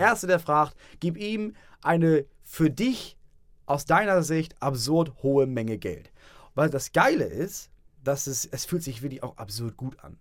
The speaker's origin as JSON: {"language": "German", "town": "Itzehoe", "region": "Schleswig-Holstein", "country": "Germany", "also_born_or_lived": "Hamburg", "moved": "yes", "said": "ich komme aus Itzehoe."}